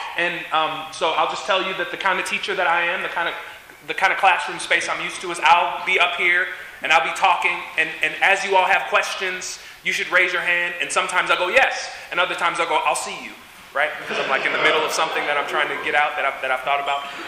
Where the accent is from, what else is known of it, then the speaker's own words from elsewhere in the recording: Evanston, Illinois, United States; also born or lived in Holland, Michigan; I grew up in Evanston, Illinois, so it's on the other side of Lake Michigan.